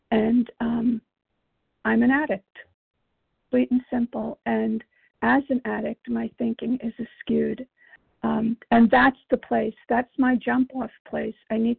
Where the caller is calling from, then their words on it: Virginia, United States; I'm calling from Virginia. And, we agnostics.